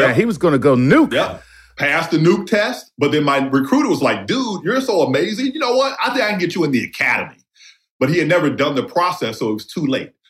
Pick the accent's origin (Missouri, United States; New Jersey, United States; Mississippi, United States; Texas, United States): Mississippi, United States; Heidelberg; I grew up in Heidelberg High School in Jasper County, Mississippi, all black.